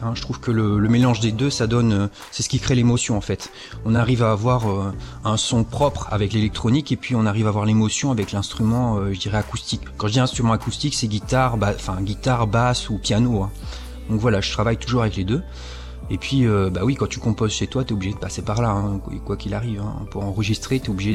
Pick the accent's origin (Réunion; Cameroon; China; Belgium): Réunion; moved away as an adult; also born or lived in Toulouse / Montpellier; now in Charleville-Mézières, France; chez moi, enfin, je dis chez moi parce que La Réunion, c'est quand même euh, là d'où je viens